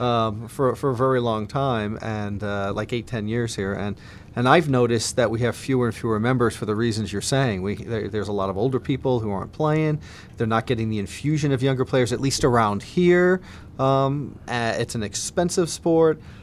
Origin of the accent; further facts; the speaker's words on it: New Jersey, United States; now in Illinois, United States; I, I grew up in New, New Jersey